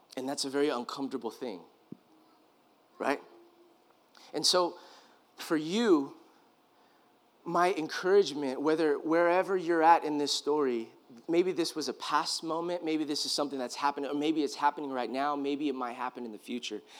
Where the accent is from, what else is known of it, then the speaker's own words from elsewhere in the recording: California, United States; I grew up in California